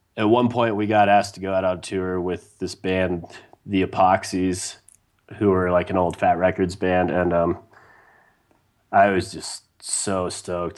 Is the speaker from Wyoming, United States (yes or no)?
yes; Wyoming, United States; growing up in Wyoming